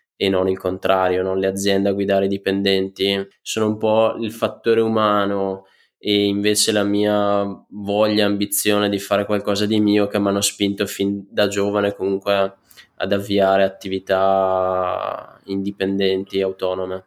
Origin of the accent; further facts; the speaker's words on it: Franciacorta, Brescia, Lombardy, Italy; accent: Brescian; le mie origini purtroppo non riesco a mascherarle dal mio accento bresciano. Da sempre praticamente vivo in, eh, in Francia Corta